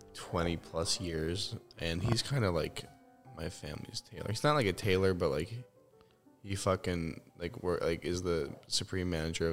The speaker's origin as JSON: {"language": "English", "country": "United Kingdom", "said": "I'm fucking British."}